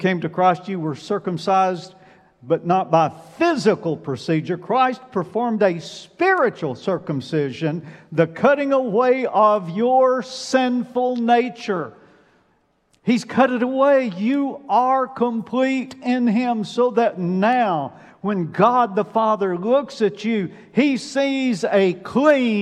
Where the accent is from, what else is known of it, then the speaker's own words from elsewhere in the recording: Alabama, United States; I'm from Alabama